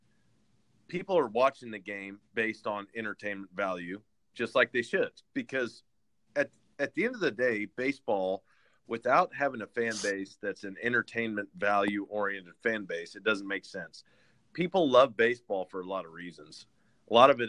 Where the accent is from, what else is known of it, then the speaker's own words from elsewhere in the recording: Haven, Kansas, United States; I was from Haven, a little small town, and the town that was closest to me was Hutchinson, Kansas